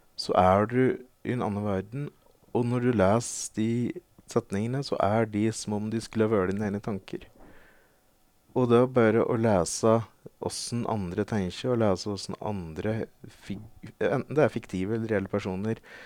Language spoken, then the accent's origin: Norwegian; Veldre, Innlandet, Norway; moved away as an adult; now in Oslo, Norway; Jeg flytta fra Veldre ikke lenge etter.